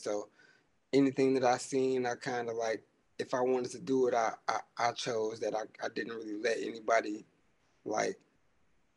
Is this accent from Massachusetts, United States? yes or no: no; Inkster, Michigan, United States; I'm from Inkster. It's like 15, 20 minutes outside of Detroit. It's like a real small town. It's just like Detroit. 3-4 different parts of it. I grew up and was raised out there by my mama mostly